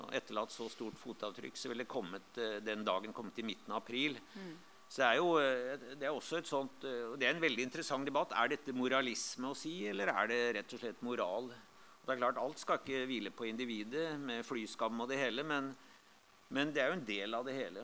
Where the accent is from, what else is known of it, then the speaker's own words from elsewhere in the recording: Lillehammer, Innlandet, Norway; moved away; jeg kom fra Lillehammer, og der hadde vi der har vi jo Mjøsa